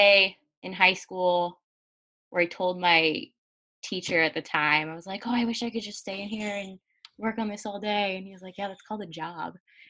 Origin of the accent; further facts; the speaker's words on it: Delaware, United States; the suburban areas of Delaware and, like, strip malls and everything. Like, that's pretty much what my hometown area looks like.